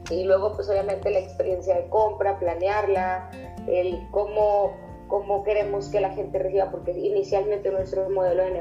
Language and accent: Spanish; Monterrey, Nuevo León, Mexico; also born or lived in China; somos de aquí de Monterrey y llevamos tiempo interesadas en esto y nos gusta mucho lo que hacemos principalmente.